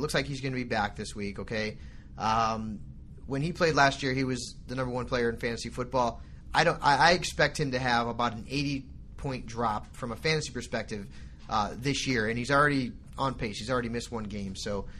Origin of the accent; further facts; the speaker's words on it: Connecticut, United States; I'm from Connecticut. I went to Central.